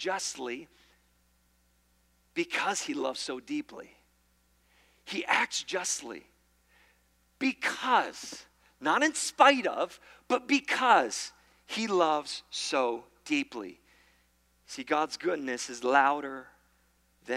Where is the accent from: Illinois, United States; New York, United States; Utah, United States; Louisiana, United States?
New York, United States; I'm from New York. We say Mario